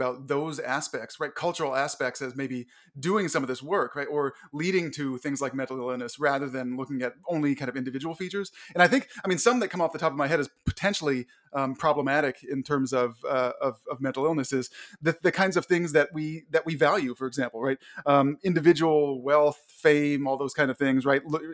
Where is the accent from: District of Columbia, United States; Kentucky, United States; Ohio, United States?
District of Columbia, United States; Washington; now in Connecticut, United States; I grew up in Washington, D.C. I'm now in Connecticut